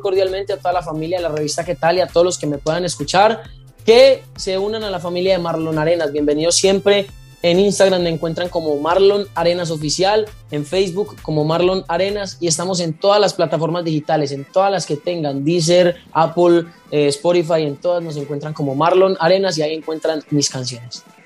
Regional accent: Paisa, Antioquia, Colombia; now in Palmira, Colombia; yo estoy radicado en Palmira Valle y yo soy paisa

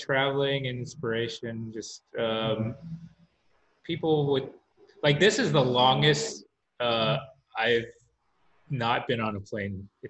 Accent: Silver Spring, Maryland, United States; moved away as an adult; also born or lived in New York / Vietnam / London; now in Los Angeles, United States; I was born in this city called Silver Spring, Maryland, which is right outside Washington, D.C. It's immediately outside Washington. And I lived there until I was 17. Then I moved to New York for college. I went to NYU.

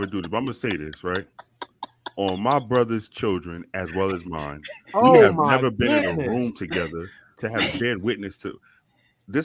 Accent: New York City, New York, United States; I'm from New York City

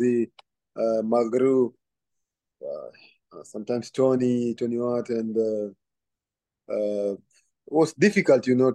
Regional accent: Kenya; moved away; growing up in Kenya, I used to support Celtic

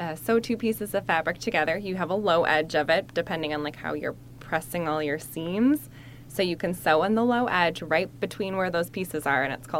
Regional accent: Wisconsin, United States; I'm from Wisconsin. I don't know that word.

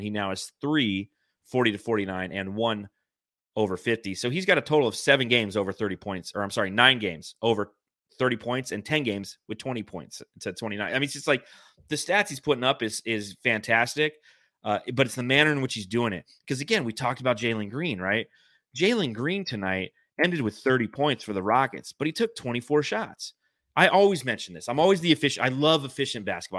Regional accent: Phoenix, Arizona, United States; seeing as I'm from Phoenix

